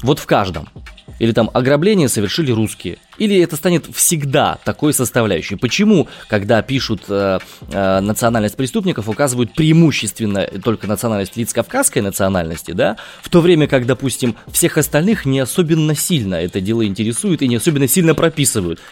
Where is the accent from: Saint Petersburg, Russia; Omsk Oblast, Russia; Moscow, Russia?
Omsk Oblast, Russia; Omsk; я родом из Омска